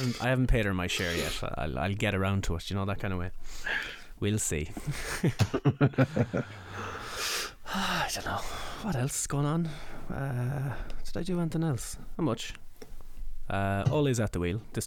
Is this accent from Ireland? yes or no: yes; Mayo, Connacht, Ireland; moved away; I'm from Mayo